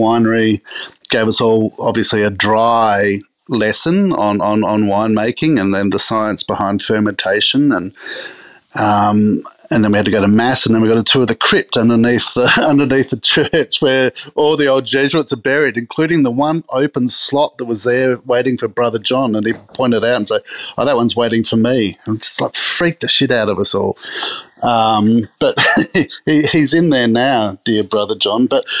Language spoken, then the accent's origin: English; Adelaide, South Australia, Australia; I think it was that growing up in Adelaide thing, that sort of wine gets into your skin through osmosis. You're surrounded by it in Adelaide, unlike any other city in the country, I think. I went to a school in Adelaide